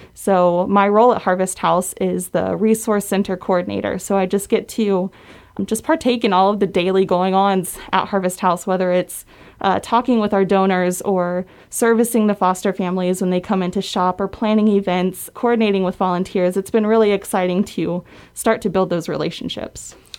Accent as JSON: {"language": "English", "region": "West Virginia", "country": "United States", "tie": "born or raised there", "moved": "as an adult", "said": "I came from West Virginia, born and raised, lived there all my life"}